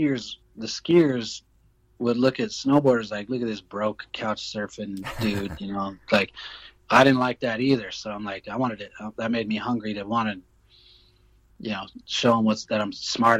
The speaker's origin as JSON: {"language": "English", "town": "Denver", "region": "Colorado", "country": "United States", "said": "I'm from Denver."}